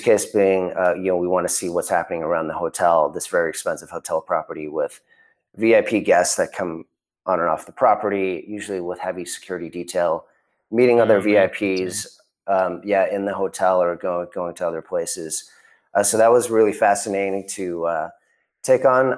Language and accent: English; Chicago suburbs, Illinois, United States; moved away; also born or lived in Connecticut; I grew up in the Chicago suburbs